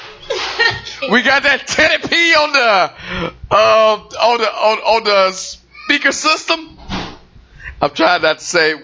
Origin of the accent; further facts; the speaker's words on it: Detroit, Michigan, United States; I'm from Detroit